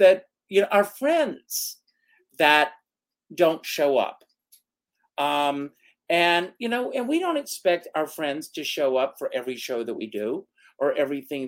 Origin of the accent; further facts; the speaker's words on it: South Carolina, United States; moved away as an adult; I grew up in South Carolina. I grew up on a tobacco farm